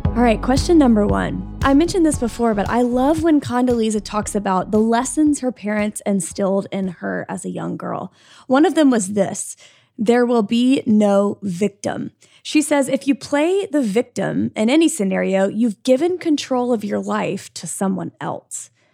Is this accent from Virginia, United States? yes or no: no; Birmingham, Alabama, United States; I'm from Birmingham